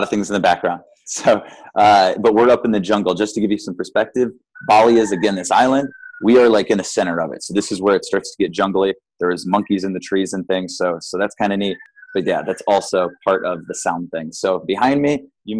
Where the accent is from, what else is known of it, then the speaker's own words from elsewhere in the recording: Midwest, United States; born and raised in the Midwest